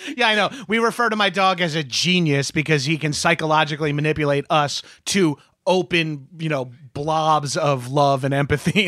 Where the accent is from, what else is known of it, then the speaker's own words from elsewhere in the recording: New York, United States; moved away as an adult; now in Los Angeles, United States; growing up as a New Yorker or a Northeasterner